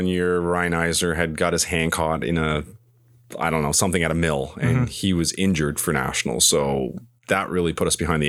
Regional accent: East Hants, Nova Scotia, Canada; growing up in East Hants, we hated Brookfield.

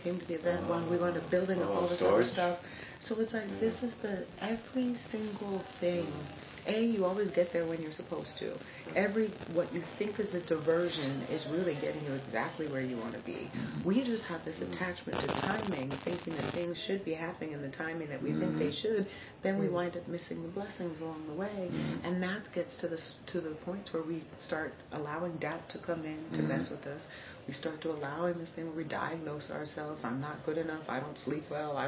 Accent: Miami, Florida, United States; I'm from Miami.

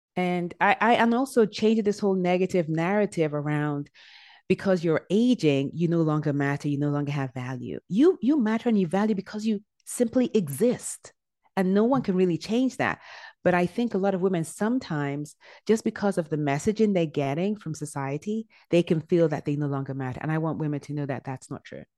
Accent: Nigeria; also born or lived in England; I was born in England, and I was there up until I was eight years old, and we moved back to Nigeria. My dad is from Nigeria, so we moved back to Nigeria. And then after that, I went to middle and high school in Nigeria

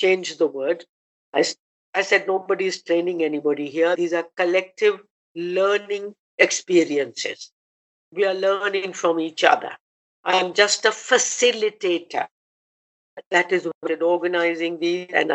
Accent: India; also born or lived in Germany; I, as an Indian

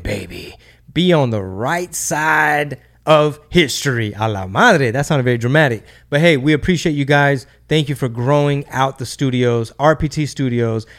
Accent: Houston, Texas, United States; Houston at the moment, my hometown

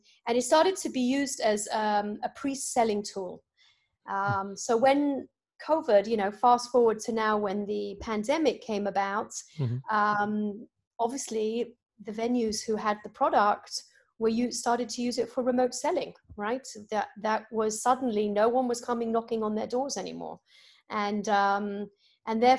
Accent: United Kingdom; moved away as an adult; now in United States; in the UK, where I'm from

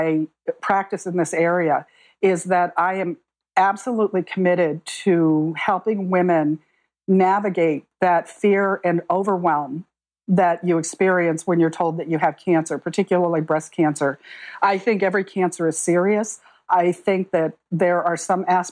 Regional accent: Arizona, United States; I grew up in Arizona

